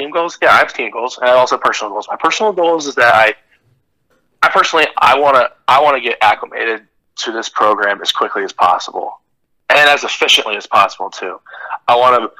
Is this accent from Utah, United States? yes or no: no; Ohio, United States; I am leaving my hometown, because this is something that I've been with for 18 years, and I haven't moved once. I've lived here my whole life